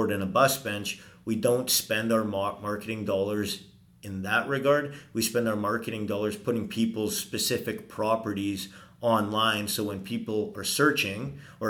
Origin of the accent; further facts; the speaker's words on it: Venice, Veneto, Italy; now in Edmonton, Canada; I was born in Venice.